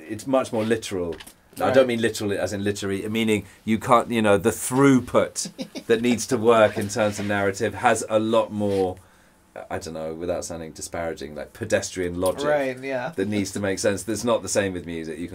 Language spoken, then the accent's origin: English; England, United Kingdom; I'm English